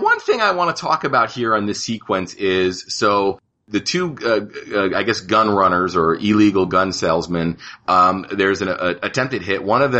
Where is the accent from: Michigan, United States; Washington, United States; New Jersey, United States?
New Jersey, United States; I'm from Jersey